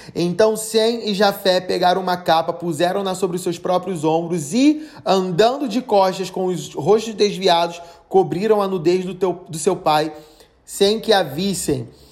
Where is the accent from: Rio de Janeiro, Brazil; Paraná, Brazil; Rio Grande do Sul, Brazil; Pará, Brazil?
Rio de Janeiro, Brazil; a minha cidade, onde eu nasci, o Rio de Janeiro